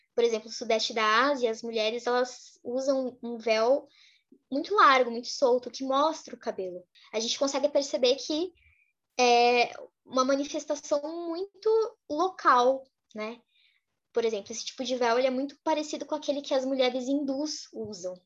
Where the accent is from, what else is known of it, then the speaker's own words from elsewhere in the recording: Brazil; also born or lived in Lebanon; enquanto brasileiras a gente conhece essa realidade